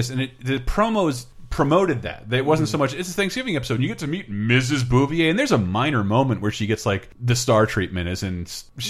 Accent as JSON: {"language": "English", "region": "Florida", "country": "United States", "tie": "born or raised there", "said": "Growing up in Florida"}